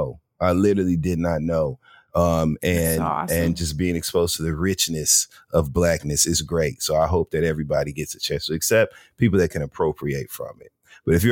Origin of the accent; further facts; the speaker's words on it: Midwest, United States; moved away; I grew up in the Midwest